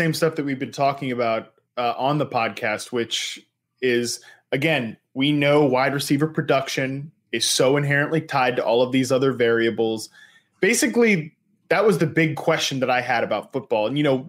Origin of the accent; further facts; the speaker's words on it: Virginia, United States; I am not from West Virginia. I'm from the great state of Virginia, representing the Appalachian Trail here, which does go through West Virginia.